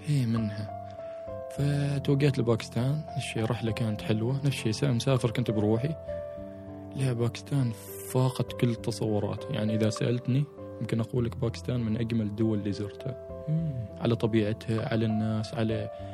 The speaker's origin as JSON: {"language": "Arabic", "country": "Oman", "said": "احنا ك كعمانيين نعيش على مستويات سطح البحر"}